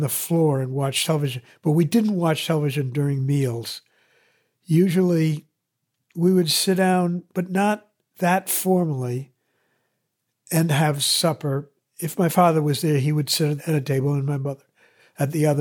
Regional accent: Andover, Massachusetts, United States; So I lived in school housing at Andover

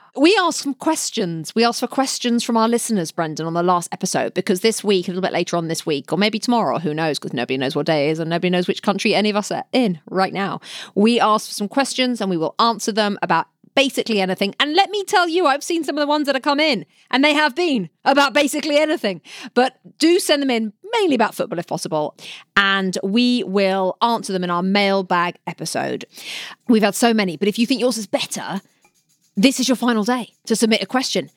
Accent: London, United Kingdom; I grew up in West London, in the back garden, playing football with my brother in goal

